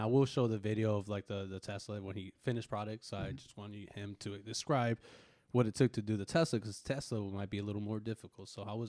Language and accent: English; Northern California, United States; I grew up in Northern California